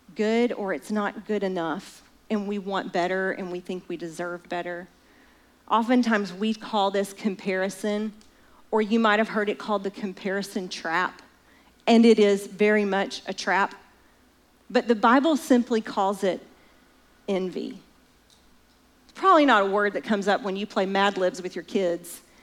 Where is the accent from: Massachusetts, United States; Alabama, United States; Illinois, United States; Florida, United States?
Alabama, United States; I'm from Alabama